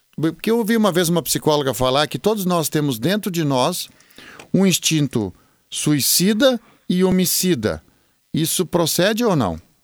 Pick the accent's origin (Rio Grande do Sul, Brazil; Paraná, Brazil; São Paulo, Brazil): Rio Grande do Sul, Brazil; Venâncio Aires; sou natural de Venâncio Aires, capital nacional do chimarrão